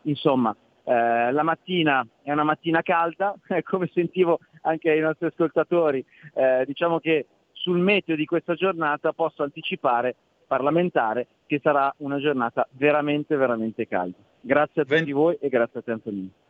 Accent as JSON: {"language": "Italian", "region": "Lombardy", "country": "Italy", "said": "Io sono lombardo"}